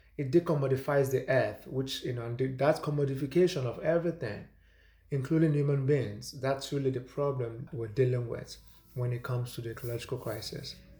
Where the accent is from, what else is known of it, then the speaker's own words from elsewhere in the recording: Nigeria; moved away as an adult; now in United States; I'm originally from Nigeria. I moved here f-, from there in two thousand nine to do graduate school.